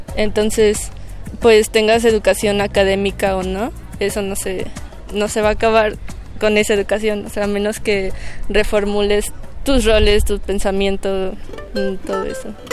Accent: Mexico City, Mexico; soy de la Ciudad de México

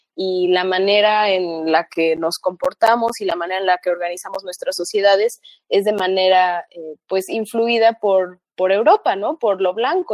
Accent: Riverside, California, United States; also born or lived in Xalapa, Veracruz, Mexico; yo nací en Jalapa, pero a los tres meses de nacida eh, mis papás se fueron becados a Estados Unidos y me llevaron con ellos, así que crecí allá, crecí en, una ciudad chiquita en California, como a una hora de Los Ángeles, que se llama Riverside

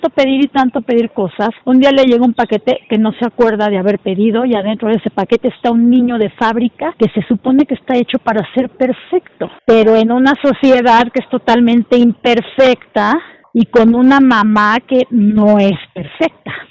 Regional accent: Celaya, Guanajuato, Mexico; Yo soy de Celaya y el Cervantino era mi Disneylandia

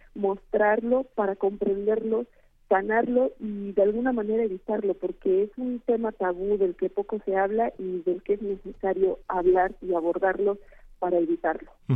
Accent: Querétaro, Mexico; en el estado de Querétaro, de donde yo soy originaria

